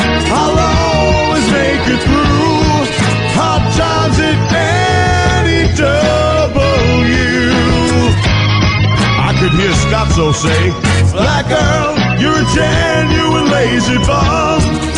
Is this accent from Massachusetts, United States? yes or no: no; New York City, New York, United States; I was born and raised in New York City, in a housing project way up in the hood.